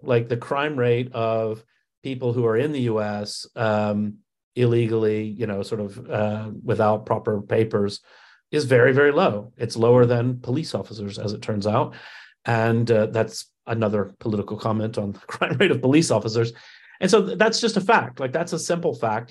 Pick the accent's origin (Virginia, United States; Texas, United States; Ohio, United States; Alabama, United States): Alabama, United States; I grew up in Alabama